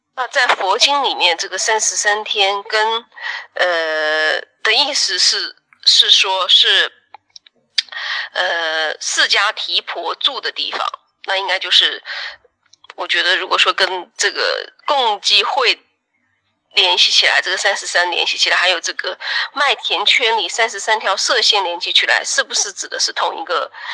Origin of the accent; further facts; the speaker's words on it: China; 我们中国人